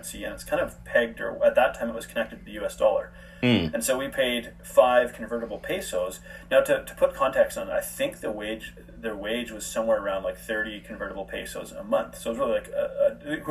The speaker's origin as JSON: {"language": "English", "country": "Canada", "also_born_or_lived": "Guadalajara, Mexico / South Africa", "moved": "as an adult", "said": "I'm from Canada and it's part of North America."}